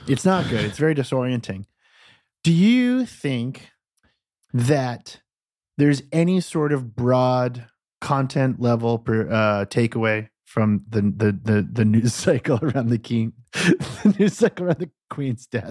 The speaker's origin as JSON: {"language": "English", "country": "United States", "said": "I'm an American"}